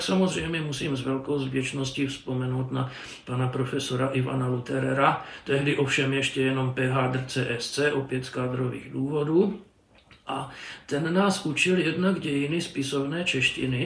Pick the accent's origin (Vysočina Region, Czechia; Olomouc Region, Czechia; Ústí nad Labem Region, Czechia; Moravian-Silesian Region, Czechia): Olomouc Region, Czechia; Přerov; moved away; also born or lived in Prague; jsem rodák z Přerova